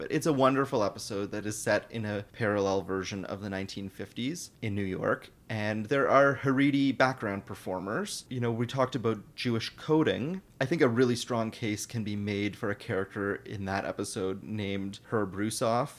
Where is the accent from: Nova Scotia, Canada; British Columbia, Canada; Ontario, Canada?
Ontario, Canada; Toronto; I'm from Toronto